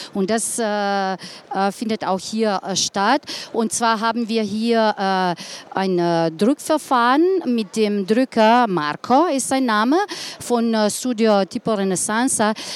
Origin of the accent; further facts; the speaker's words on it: Ljubljana, Slovenia; German is a second language; ich komme aus Ljubljana, bin dort geboren, äh, ganzes Leben dort gelebt. Also jetzt bitte ich um, um ein bisschen Geduld, weil Deutsch keine, nicht meine Muttersprache ist.